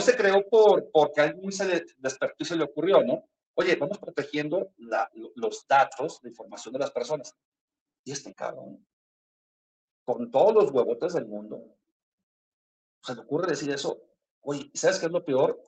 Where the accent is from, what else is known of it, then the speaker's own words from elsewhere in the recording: Mexico; los que somos mexicanos